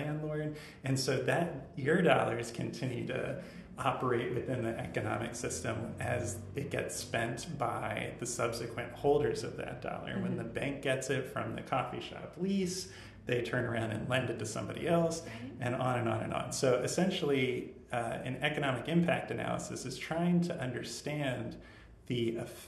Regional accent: Northern Virginia, United States; now in Richmond, United States; growing up, I'm from Northern Virginia.

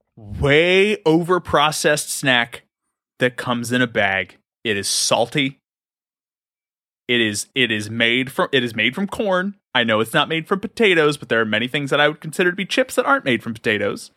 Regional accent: Glen Burnie, Maryland, United States; Growing up in Glen Burnie

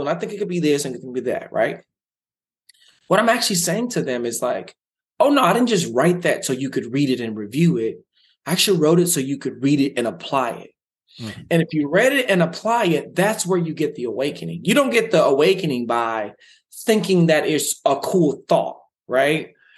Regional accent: Dallas, Texas, United States; I grew up in South Dallas in poverty

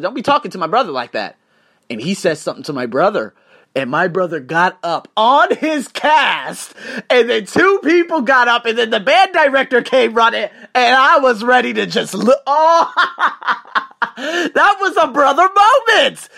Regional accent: Las Vegas, Nevada, United States; moved away; I'm from Las Vegas

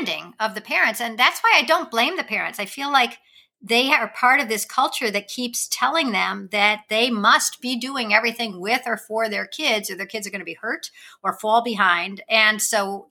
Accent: Wilmette, Illinois, United States; I grew up in the suburbs of Chicago

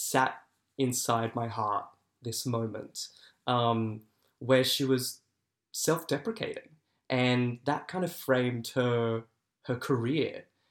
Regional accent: Sutherland Shire, New South Wales, Australia; also born or lived in Sydney; Yeah, so I grew up in the Sutherland Shire

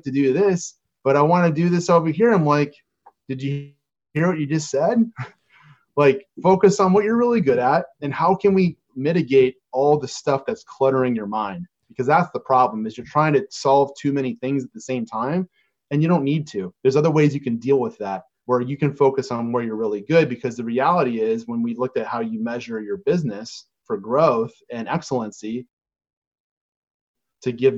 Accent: Chicago, Illinois, United States; We're both from Chicago.

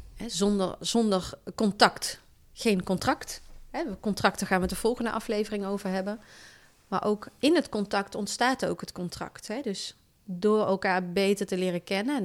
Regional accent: Valkenswaard, North Brabant, Netherlands; moved away as an adult; also born or lived in Zwolle / Harderwijk / Den Bosch / Sittard; Ik kom uit het Brabantse land. Ik ben opgegroeid in Valkenswaard.

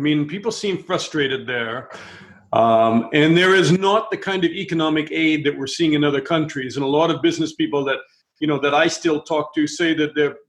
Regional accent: United States; moved away as an adult; also born or lived in Russia; an American TV correspondent

